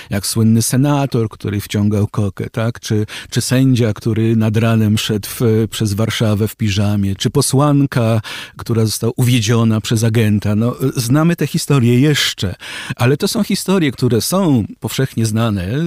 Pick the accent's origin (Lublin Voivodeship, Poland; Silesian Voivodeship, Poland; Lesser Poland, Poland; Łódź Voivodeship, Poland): Łódź Voivodeship, Poland; Łódź; Z innego łódzkiego zespołu by pan przywołał, no to co, ja jestem z Łodzi. To trudno mi było tego nie słyszeć. To zostaje ze mną.